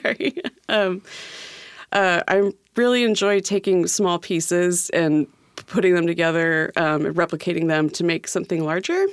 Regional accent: California, United States; moved away as an adult; also born or lived in Seattle, Washington; now in Tacoma, United States; I'm from California, and I went to school for a few years there

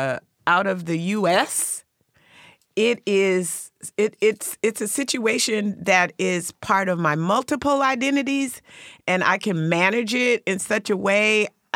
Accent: South Africa; I'm South African. And in South Africa, I'm a borderline of being colored and black

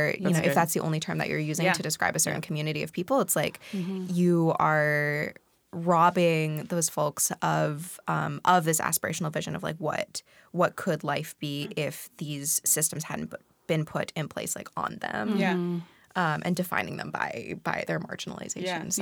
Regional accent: Pacific Northwest, United States; also born or lived in Hong Kong; Yeah, I'm … I grew up mostly in the Pacific Northwest, also half-time in Hong Kong.

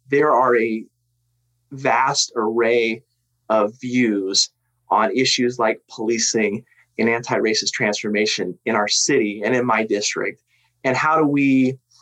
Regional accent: Tacoma, Washington, United States; I grew up in South Tacoma. I mean, I'm a Lincoln alum, you know, so I, I grew up, you know, around, you know, in the South End

